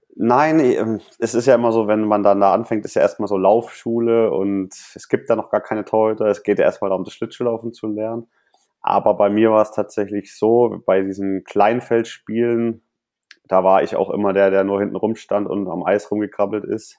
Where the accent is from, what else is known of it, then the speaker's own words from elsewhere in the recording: Nuremberg, Bavaria, Germany; moved away as an adult; also born or lived in Krefeld; dass ich für meine Heimatstadt Eishockey spielen darf. Ich komme nämlich aus, aus Nürnberg